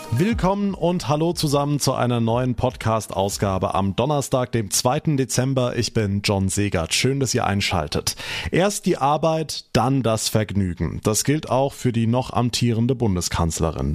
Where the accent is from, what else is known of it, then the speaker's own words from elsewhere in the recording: Rhineland-Palatinate, Germany; bei uns in Rheinland-Pfalz